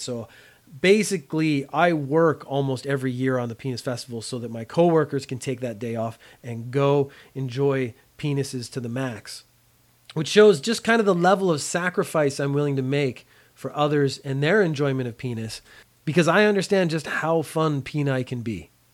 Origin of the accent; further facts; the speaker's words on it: Canada; as a Canadian, we don't study a lot of American history